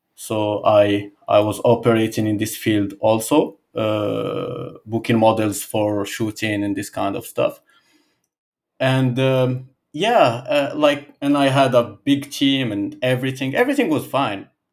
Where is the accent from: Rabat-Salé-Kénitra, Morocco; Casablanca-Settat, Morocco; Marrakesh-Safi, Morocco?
Casablanca-Settat, Morocco; Casablanca; English is a second language; moved away as an adult; now in Balneario Camboriu, Brazil; I come from Morocco, Casablanca. I, I grew up in there.